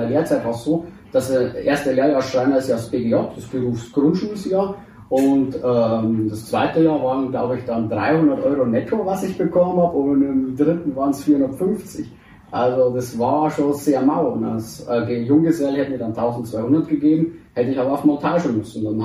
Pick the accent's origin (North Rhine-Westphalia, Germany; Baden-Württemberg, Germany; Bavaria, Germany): Bavaria, Germany; Deggendorf; bin 28 Jahre, also 91er Baujahr, geboren hier auch in Deckendorf, bin aber in einer Nebensiedlung hier aufgewachs